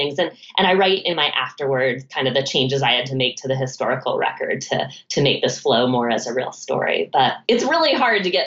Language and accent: English; Concord, Massachusetts, United States; I grew up right outside of Concord, Massachusetts, which is home of the Alcotts